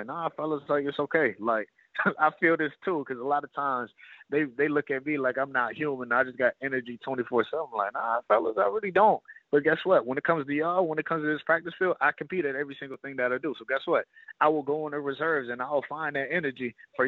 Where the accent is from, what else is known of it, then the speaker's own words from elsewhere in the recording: Ohio, United States; moved away; I'm an Ohio guy